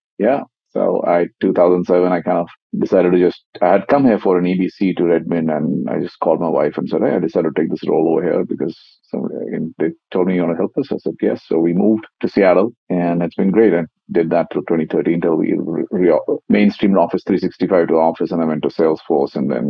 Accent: India; I grew up in India. You were saying earlier, my father was in the Air Force, so we traveled a lot.

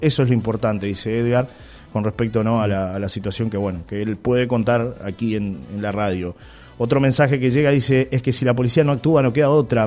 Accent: Uruguay; uruguayo, soy uruguayo

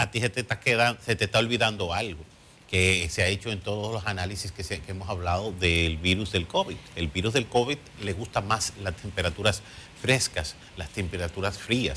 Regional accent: Dominican Republic; somos dominicanos

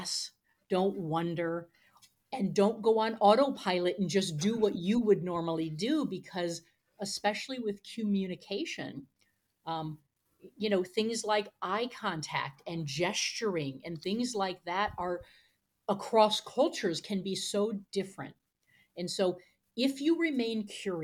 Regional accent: United States; as an American from the US

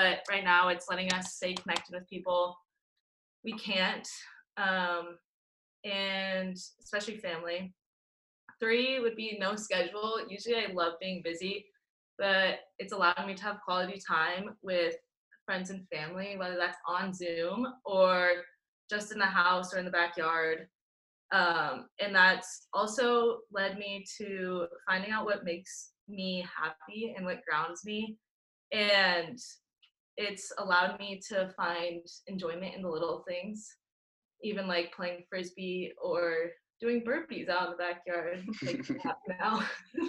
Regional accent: Gig Harbor, Washington, United States; I'm from Gay Harbor, Washington

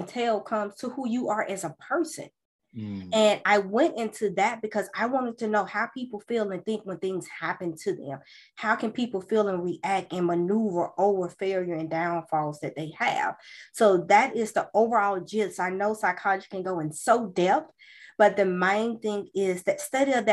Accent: Birmingham, Alabama, United States; born and raised in Birmingham, Alabama

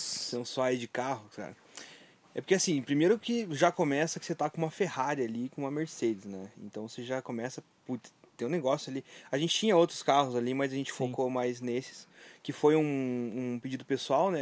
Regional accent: Videira, Santa Catarina, Brazil; now in Curitiba, Brazil; eu sou de Videira, mas estou aqui em Curitiba já faz tanto tempo

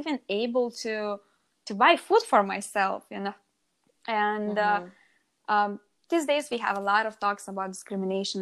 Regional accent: Lithuania; English is a second language; moved away as an adult; I came from Lithuania, from university, from being around professors and smart people

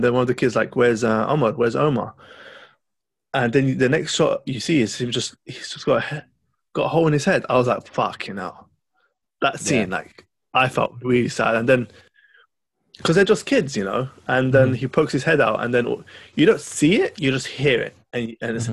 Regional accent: Lebanon; I'm from Lebanon

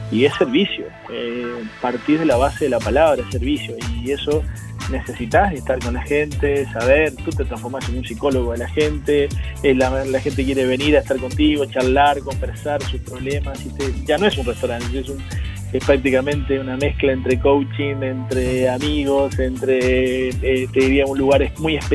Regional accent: Argentina; now in Chile; por la cantidad de años que tengo y por la cantidad de, de experiencia, soy más chileno que argentino.

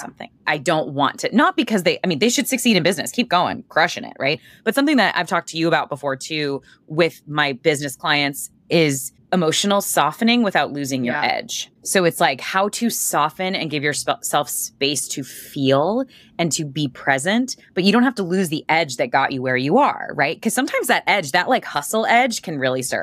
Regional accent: Boston, Massachusetts, United States; I'm from Boston.

